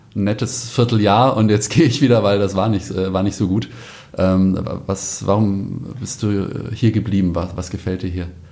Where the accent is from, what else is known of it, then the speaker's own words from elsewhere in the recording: Scheidegg, Bavaria, Germany; geborener Allgäuer aus Scheidegg